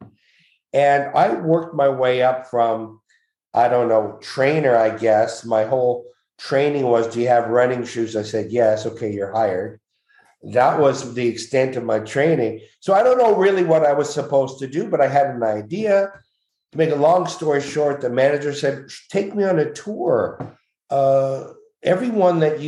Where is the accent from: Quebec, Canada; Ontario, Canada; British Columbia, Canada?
Quebec, Canada; Montreal; I'm from Montreal